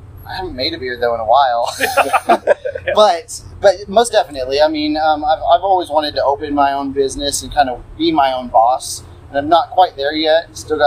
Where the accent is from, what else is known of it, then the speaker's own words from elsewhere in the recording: Lexington, Kentucky, United States; moved away as an adult; I'm from Lexington, Kentucky.